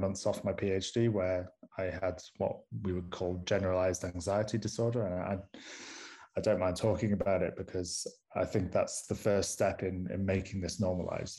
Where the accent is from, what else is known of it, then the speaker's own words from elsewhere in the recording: Manchester, North West England, United Kingdom; accent: strong northern; moved away as an adult; also born or lived in Groningen; now in Pretoria, South Africa; am originally from Manchester, so you may need to put subtitles on this podcast because I have a, a strong northern accent